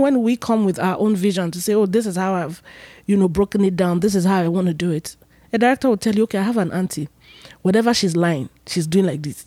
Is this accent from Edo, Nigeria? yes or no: yes; Benin City, Edo, Nigeria; moved away; also born or lived in Lagos / Asaba; I was born and raised in Benin, Edo State